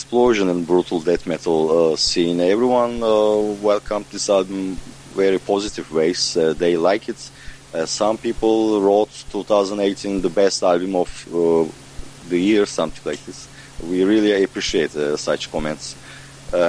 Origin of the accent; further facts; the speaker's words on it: Ankara, Turkey; We are from Ankara, is a capital.